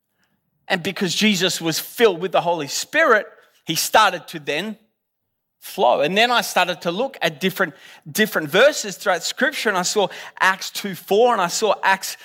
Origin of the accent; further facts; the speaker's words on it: Australia; I'm Australian